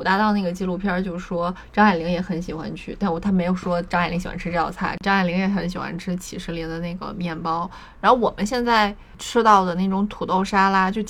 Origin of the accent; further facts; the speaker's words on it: Tianjin, China; 我们俩是天津人嘛，然后从小在家里长大的话